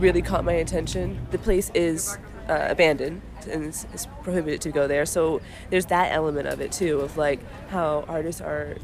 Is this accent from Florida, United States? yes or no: yes; Miami, Florida, United States; moved away as an adult; also born or lived in New York City; I'm from Miami originally. I went to college in New York City. I spent 15 years there